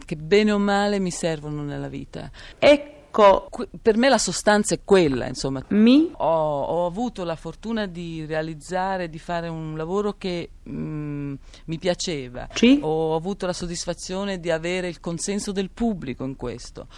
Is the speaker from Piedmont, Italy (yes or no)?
no; Modena area, Emilia-Romagna, Italy; moved away; io sono nata a Modena, poi ho vissuto in un paesino nascosto vicino a Magretta